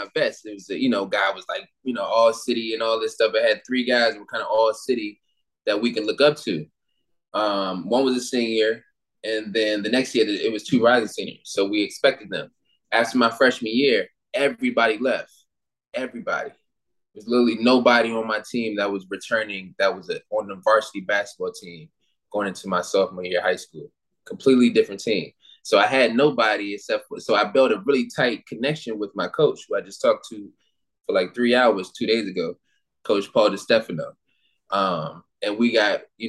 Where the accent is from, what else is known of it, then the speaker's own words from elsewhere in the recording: Prince George's County, Maryland, United States; also born or lived in Temple Hills, Maryland / Bowie, Maryland; I grew up in PG County, Maryland.